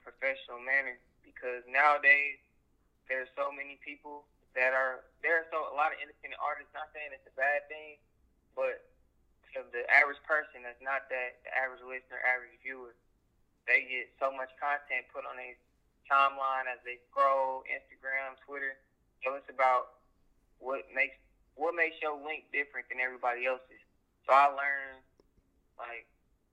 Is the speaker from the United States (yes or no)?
yes; Kansas City, Missouri, United States; I'm from Kansas City, Missouri, of course, specifically South Kansas City, Grandview area.